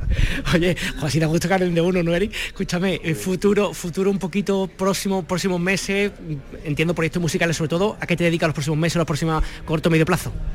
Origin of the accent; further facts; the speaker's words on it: Málaga, Andalusia, Spain; somos de Málaga